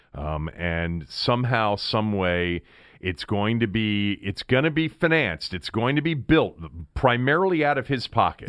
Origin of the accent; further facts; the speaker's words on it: Montgomery County, Maryland, United States; growing up in Montgomery County, all right, and going to elementary school in the seventies